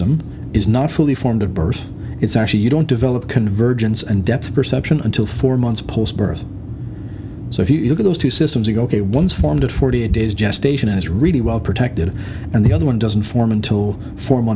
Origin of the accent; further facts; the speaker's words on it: Ireland; moved away; also born or lived in United Kingdom / Waterloo, Canada; I'm Irish